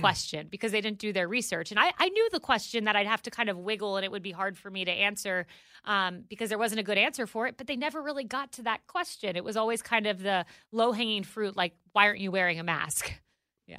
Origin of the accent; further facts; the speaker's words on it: Tampa, Florida, United States; my hometown of Tampa